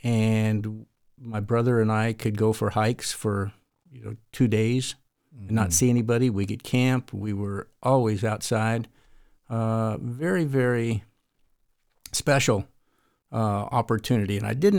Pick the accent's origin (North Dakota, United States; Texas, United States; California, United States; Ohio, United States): California, United States; And I grew up in the Tehachapi Mountains, north of Los Angeles.